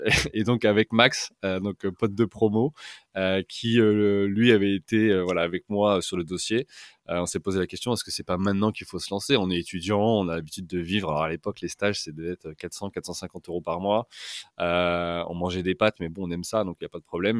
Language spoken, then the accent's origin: French; Orléans, Centre-Val de Loire, France; moved away as an adult; also born or lived in Paris; now in London, United Kingdom; je suis euh, originaire euh, d'Orléans. j'ai fait toute mon enfance, mon adolescence et le début de ma vie active euh, à Orléans.